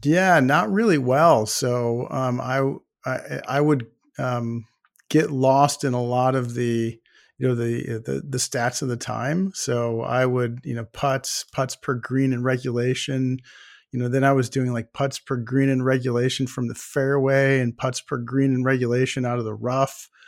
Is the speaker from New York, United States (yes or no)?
yes; Buffalo, New York, United States; I grew up in Buffalo, New York